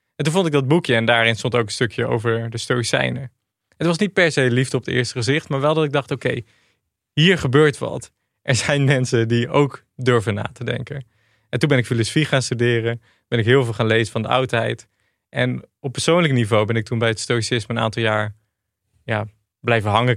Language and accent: Dutch; Achterhoek, Gelderland, Netherlands; moved away as an adult; also born or lived in Rotterdam; Ik kwam uit de Achterhoek.